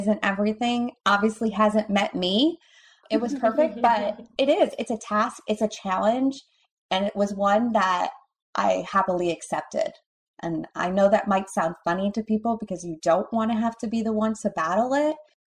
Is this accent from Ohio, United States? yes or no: yes; Cleveland, Ohio, United States; moved away; I'm from Cleveland, Ohio originally